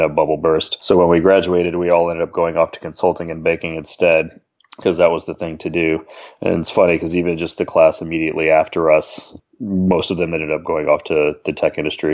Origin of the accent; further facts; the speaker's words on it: Atlanta, Georgia, United States; moved away as an adult; I grew up in Atlanta, actually, with my NerdWallet co-founder, Tim